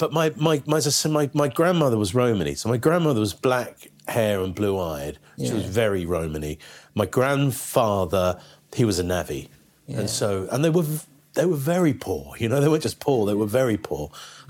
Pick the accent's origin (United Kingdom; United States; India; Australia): United Kingdom; Canterbury, South East England; I was born in Canterbury. My parents are from London, are very London.